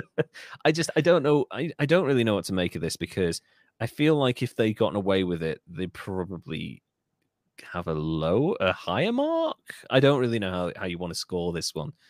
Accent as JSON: {"language": "English", "region": "North Wales", "country": "United Kingdom", "said": "I, I come from North Wales"}